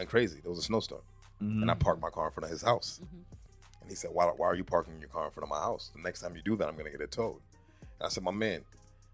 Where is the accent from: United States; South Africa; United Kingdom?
United States; Boston, Massachusetts; I'm from Roxbury to West Side